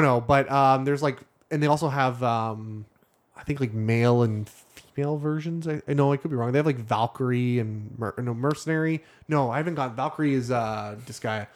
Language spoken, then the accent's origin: English; Canada; I'm Canadian.